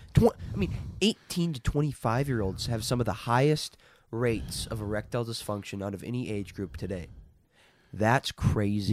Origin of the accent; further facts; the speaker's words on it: Minnesota, United States; I grew up in Minnesota